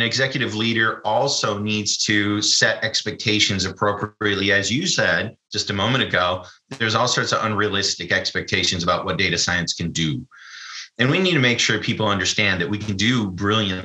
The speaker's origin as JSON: {"language": "English", "country": "United States", "said": "I'm an American."}